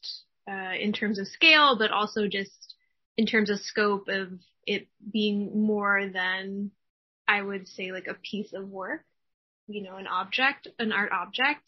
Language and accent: English; Kansas, United States; now in Omaha, United States; I'm also from Kansas